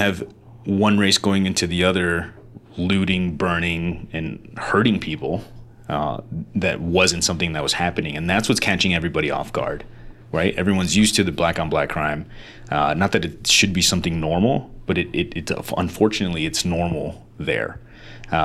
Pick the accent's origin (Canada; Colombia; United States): United States; first language Spanish; English is a second language; generation American, dude. Like, I didn't even speak English first. I spoke Spanish first.